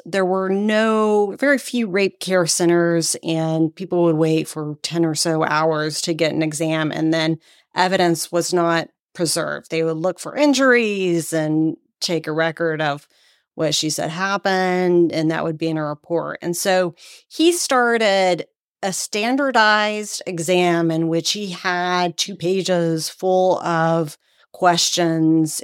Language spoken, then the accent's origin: English; Texas, United States; moved away as an adult; also born or lived in Washington, D.C.; now in Maryland, United States; I come from Texas originally